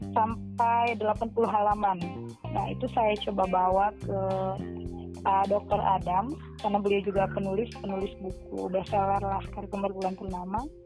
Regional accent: Lambunu, Central Sulawesi, Indonesia; now in Sigi, Indonesia; saya dari Pantai Timur, di Mutong, di Desa Lambunu

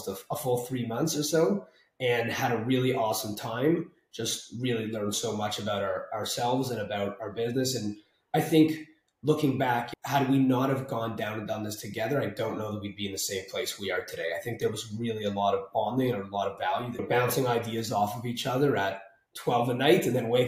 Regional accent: Canada; now in Toronto, Canada

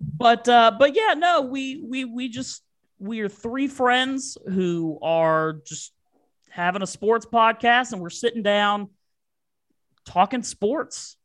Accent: Virginia, United States; I am from Virginia. I've lived here my entire life.

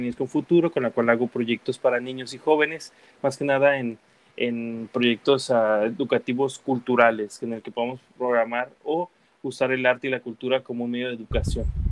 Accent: United States; also born or lived in Guadalajara, Jalisco, Mexico; A mis siete años me fui a Estados Unidos, estudié y trabajé allá

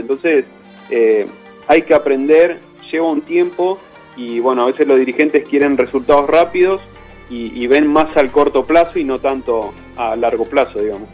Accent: Bahía Blanca, Buenos Aires Province, Argentina; moved away as an adult; also born or lived in Coronel Dorrego; now in Madrid, Spain; nací en Bahía Blanca, eh, después, bueno, hice mi adolescencia en Coronel Dorrego, ahí a 100 kilómetros de, Bahía

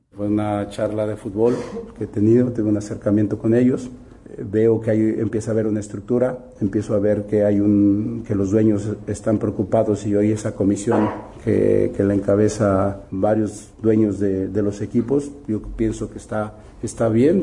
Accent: Mexico; como mexicano

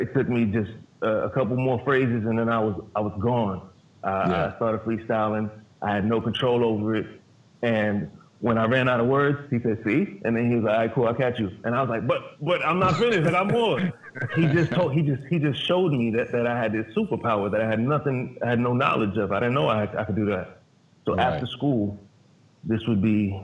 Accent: Brooklyn, New York, United States; I'm from Brooklyn.

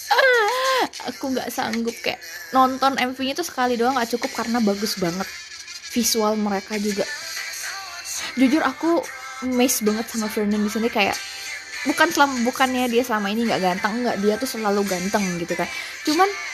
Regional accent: Java, Indonesia; accent: medok; aku biasanya kan kadang-kadang kalau ngomong suka suka medok

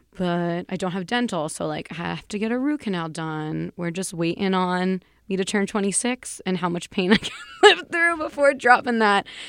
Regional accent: New York City, New York, United States; I'm also from New York. I'm a Bronx native

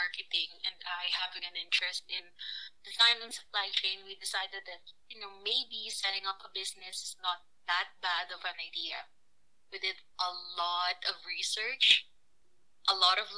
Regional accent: Philippines; now in Calgary, Canada; I'm from the Philippines

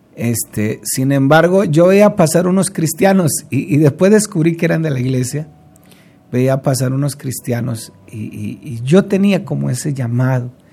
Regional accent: Colombia; como decimos popularmente aquí en Colombia

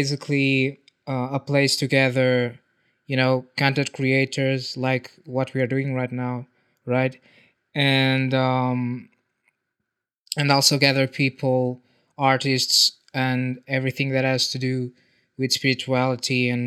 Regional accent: Portugal; I'm from Portugal.

